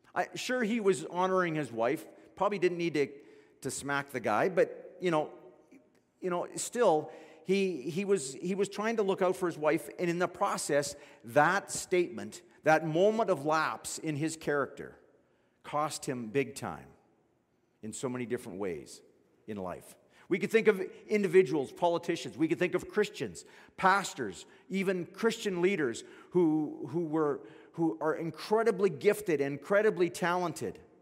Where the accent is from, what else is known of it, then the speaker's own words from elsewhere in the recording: Fort McMurray, Alberta, Canada; I grew up in Fort McMurray